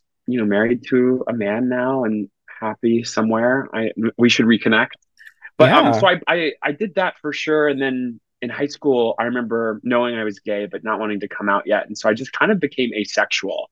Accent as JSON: {"language": "English", "town": "Macon", "region": "Georgia", "country": "United States", "tie": "born or raised there", "also_born_or_lived": "Nashville, Tennessee", "moved": "as an adult", "lives_now": "New York City, United States", "said": "grew up in Macon, Georgia"}